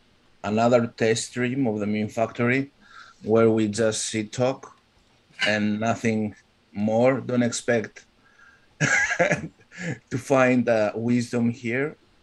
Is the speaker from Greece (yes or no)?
yes; Greece; accent: Greek; English is a second language; My Greek accent